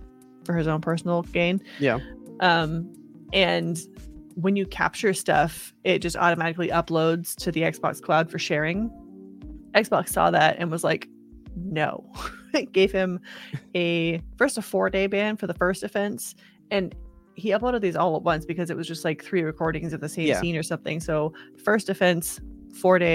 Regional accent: United States; I'm an American

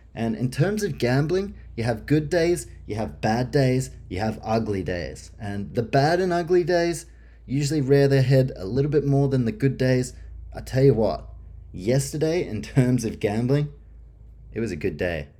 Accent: Australia; as an Australian

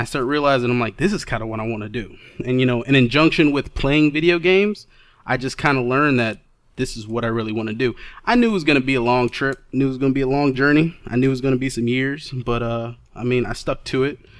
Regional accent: Detroit, Michigan, United States; I hail from Detroit, Michigan

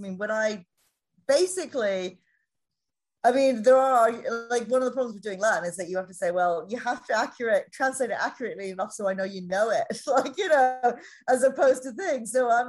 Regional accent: Ireland; so I'm Irish, and this accent is more my professional accent so that people can understand me.

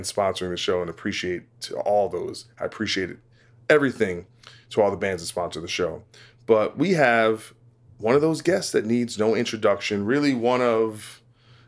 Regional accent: New Jersey, United States; now in Los Angeles, United States; I'm in LA now, but I'm from New Jersey

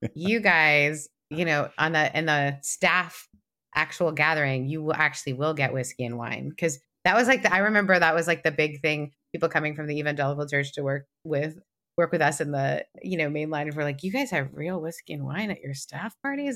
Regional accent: Canada; I'm Canadian

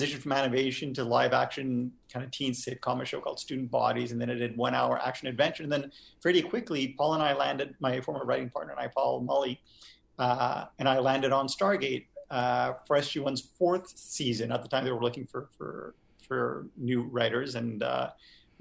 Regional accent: Montreal, Quebec, Canada; I grew up in Montreal

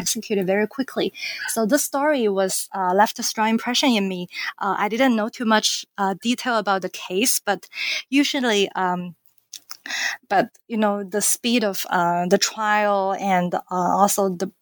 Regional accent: China; moved away as an adult; now in United States; I am from China, so I grew up in China and came to the United States when I was 18.

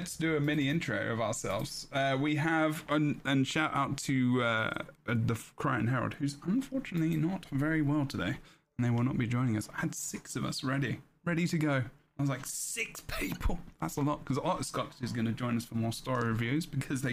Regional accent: England, United Kingdom; I'm English, so I'd say jackass

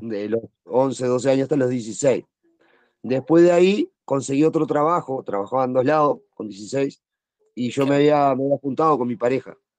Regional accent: Montevideo, Uruguay; nací en Montevideo

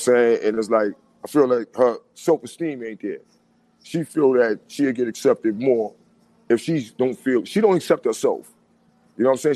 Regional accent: New York City, New York, United States; I'm 52 years old, born and raised in the Bronx.

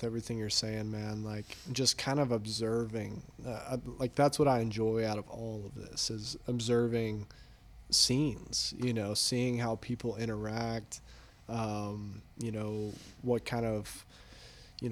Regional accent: Texas, United States; now in San Diego, United States; I'm from Texas

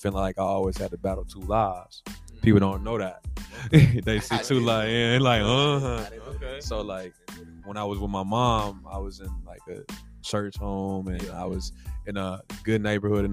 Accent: Nashville, Tennessee, United States; I'm from Nashville, Tennessee

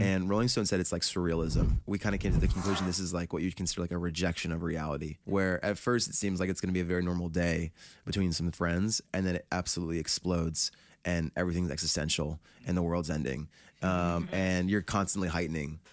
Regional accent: New Jersey, United States; we're from New Jersey

